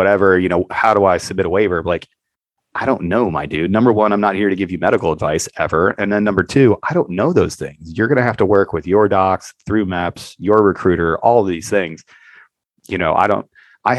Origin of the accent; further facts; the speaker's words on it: United States; I'm an American